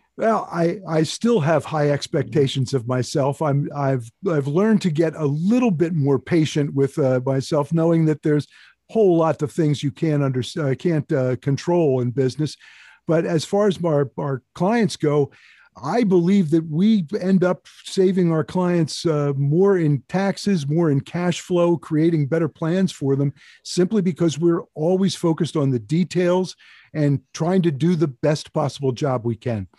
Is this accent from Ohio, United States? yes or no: no; Chalfont, Pennsylvania, United States; I grew up in Chao Font, a town about thirty miles due north of Philadelphia